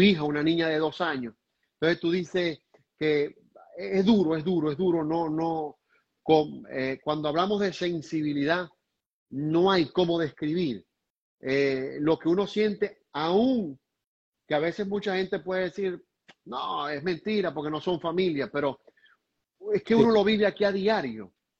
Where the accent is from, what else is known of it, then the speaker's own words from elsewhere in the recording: Venezuela; a los venezolanos